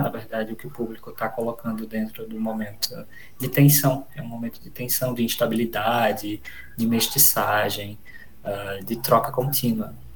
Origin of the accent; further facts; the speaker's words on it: Garanhuns, Pernambuco, Brazil; moved away as an adult; also born or lived in Recife / Rio Grande do Sul; Eu sou de Pernambuco, eu nasci em Garanhuns, é uma cidadezinha do interior de Pernambuco